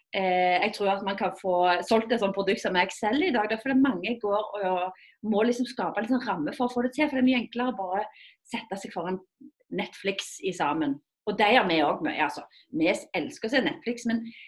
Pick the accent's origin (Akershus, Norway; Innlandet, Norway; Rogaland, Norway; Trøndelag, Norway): Rogaland, Norway; jeg kommer jo fra Fuel-regionen, Rogaland.